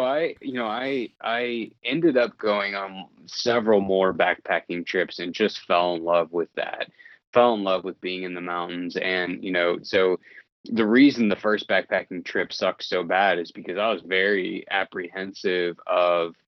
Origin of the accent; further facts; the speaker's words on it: Indiana, United States; moved away as an adult; now in Idaho, United States; I grew up in the Midwest just next to you in Indiana.